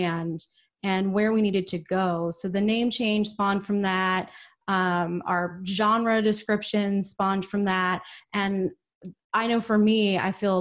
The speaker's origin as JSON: {"language": "English", "town": "Portland", "region": "Oregon", "country": "United States", "tie": "born or raised there", "also_born_or_lived": "Southern California", "moved": "yes", "lives_now": "Austin, United States", "said": "I was actually born in Southern California, but I really consider myself being from Portland, Oregon. That's really where a lot of my formative memories are from."}